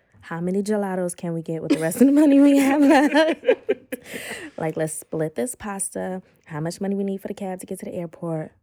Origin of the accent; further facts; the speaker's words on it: United States; being American